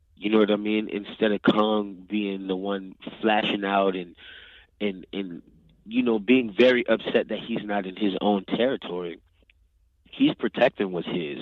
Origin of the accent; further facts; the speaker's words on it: New Orleans, Louisiana, United States; I'm actually from New Orleans